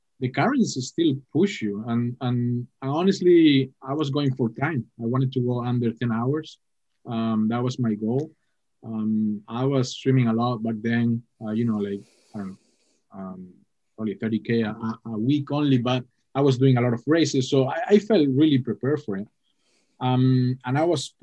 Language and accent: English; Canary Islands, Spain; English is a second language; moved away; also born or lived in Hong Kong; growing up in the Canary Islands